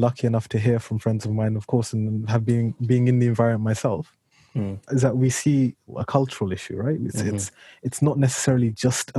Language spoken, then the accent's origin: English; United Kingdom; I'm a British citizen. I was born, brought up here.